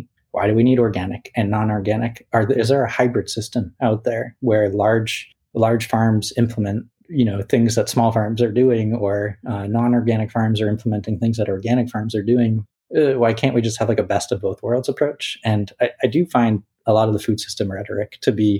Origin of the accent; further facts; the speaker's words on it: Boston, Massachusetts, United States; when Whole Foods came into Boston, it's like my hometown